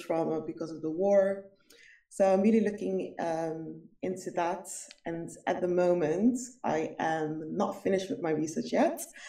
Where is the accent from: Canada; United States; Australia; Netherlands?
Netherlands; Rotterdam, South Holland; I grew up basically in Rotterdam